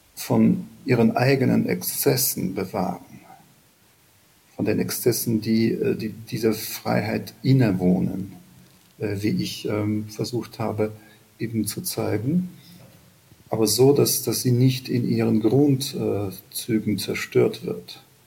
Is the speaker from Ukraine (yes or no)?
yes; Ukraine; sind wir Ukrainer